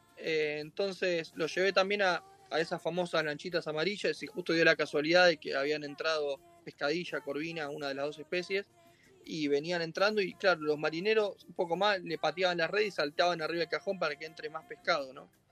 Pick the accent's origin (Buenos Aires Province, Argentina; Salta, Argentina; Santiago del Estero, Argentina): Buenos Aires Province, Argentina; Mar del Plata; yo nací en Mar del Plata